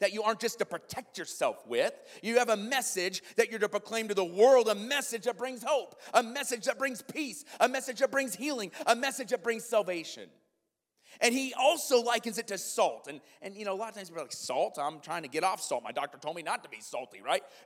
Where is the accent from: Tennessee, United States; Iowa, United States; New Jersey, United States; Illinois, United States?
Iowa, United States; now in Kenosha, United States; I grew up in Iowa